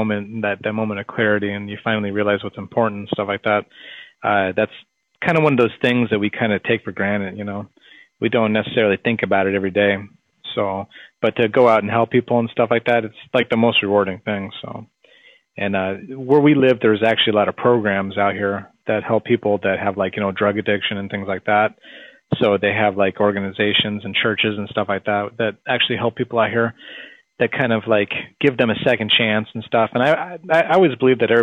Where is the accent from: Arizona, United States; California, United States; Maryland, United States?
Arizona, United States; Phoenix; we're from Phoenix